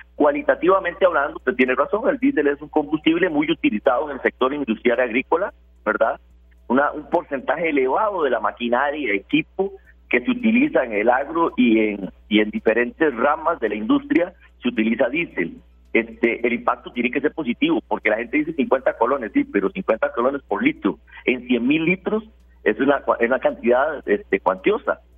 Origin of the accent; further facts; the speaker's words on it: Costa Rica; la posición de nosotros como ciudadanos costarricenses